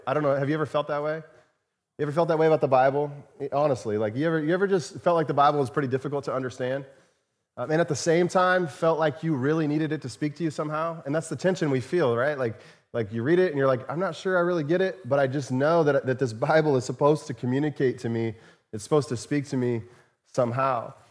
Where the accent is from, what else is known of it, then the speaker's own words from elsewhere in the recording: Chandler, Arizona, United States; moved away; Many of you know that I grew up in Arizona. And, uh, grew up in the Phoenix area, uh, in a, in a suburb of Phoenix called Chandler.